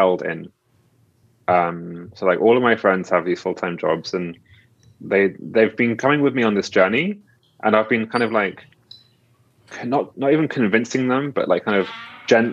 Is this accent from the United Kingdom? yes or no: yes; United Kingdom; I'm British